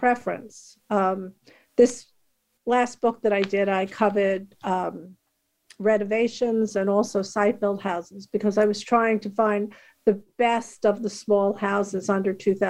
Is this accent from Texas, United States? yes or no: no; New York City, New York, United States; I grew up in Queens, New York, and my house was 1400 square feet